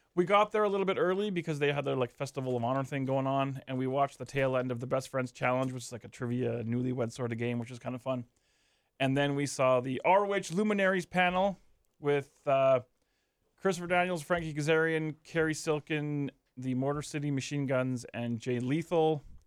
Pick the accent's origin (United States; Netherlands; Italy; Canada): Canada; we're Canadian